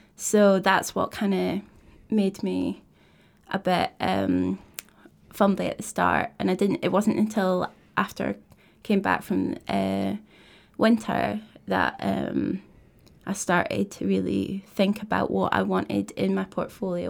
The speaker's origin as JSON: {"language": "English", "town": "Kirkcaldy", "region": "Scotland", "country": "United Kingdom", "tie": "born or raised there", "also_born_or_lived": "Dundee", "said": "I grew up in Kirkcaldy, um, so it's a wee, wee coastal town"}